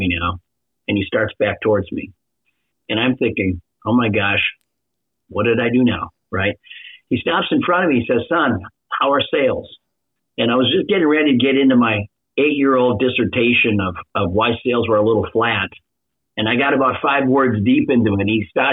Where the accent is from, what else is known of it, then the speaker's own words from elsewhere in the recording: Minnesota, United States; I literally grew up in a small Midwestern town in Minnesota.